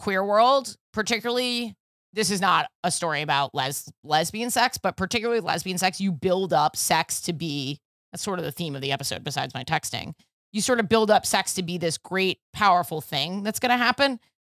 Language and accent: English; New York, United States; But like, with growing up in New York and the whole Buddha thing, I just feel like I kind of know.